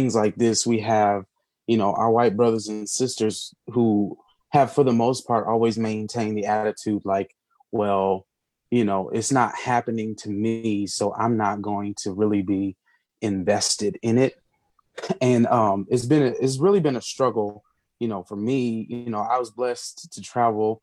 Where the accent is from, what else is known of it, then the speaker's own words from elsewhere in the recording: Omaha, Nebraska, United States; growing up in Omaha